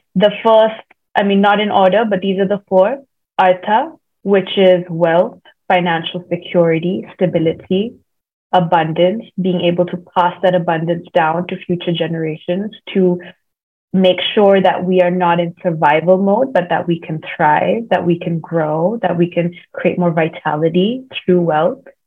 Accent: India; moved away; also born or lived in Sydney / Bay Area / Colombia; I am Indian

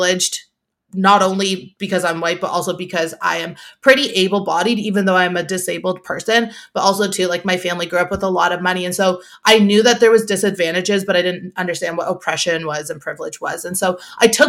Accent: Toronto, Ontario, Canada; I'm from Toronto

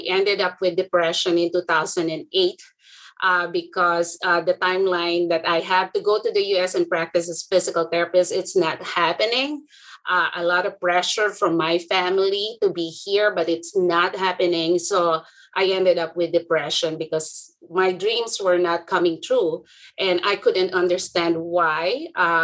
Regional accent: Philippines; moved away as an adult; now in United States; I'm from the Philippines. I'm a foreign educated

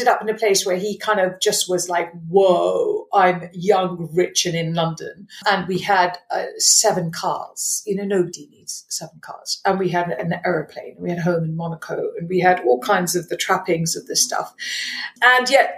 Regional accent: Malawi; moved away; I grew up in Malawi, very wealthy Indian family

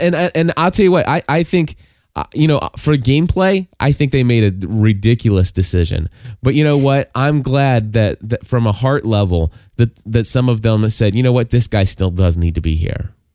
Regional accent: Kentucky, United States; calling from Kentucky, my hometown

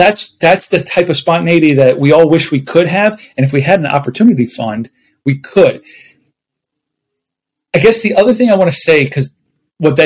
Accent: Buffalo, New York, United States; now in Phoenix, United States; I'm originally from Buffalo, New York

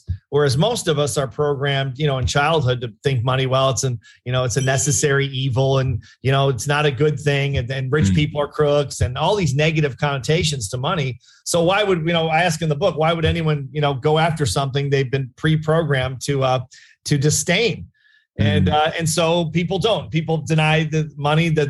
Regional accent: Chicago, Illinois, United States; I was from Chicago, suburb in Chicago, kind of a middle-class suburb.

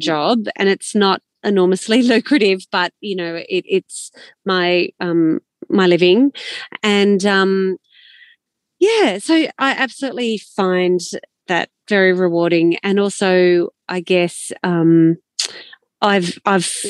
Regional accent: Sydney, New South Wales, Australia; also born or lived in Canberra / Northern Italy; now in Orange, Australia; I grew up in Sydney

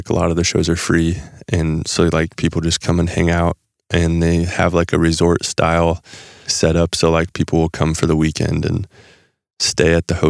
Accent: Nebraska, United States; Actually, when we grew up in Nebraska, and we would play places people couldn't remember who we were, like telling us apart.

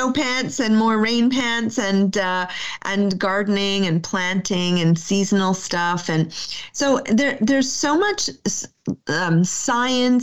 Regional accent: Canada; as a Canadian educator, we're really about forest schools

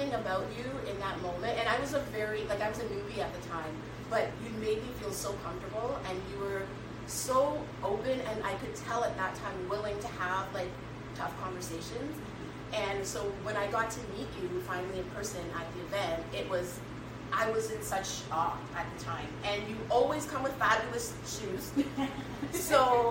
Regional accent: Ontario, Canada; also born or lived in Bahamas; I'm from Canada, Ontario, just outside of Toronto.

